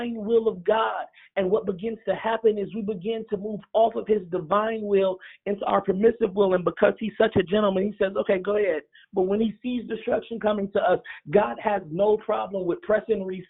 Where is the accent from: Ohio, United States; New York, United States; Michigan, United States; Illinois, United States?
Illinois, United States; Chicago; moved away; Chicago, my hometown